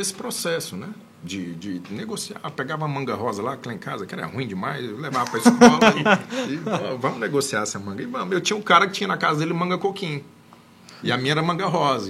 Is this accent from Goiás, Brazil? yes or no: yes; Anápolis, Goiás, Brazil; eu sou de Anápolis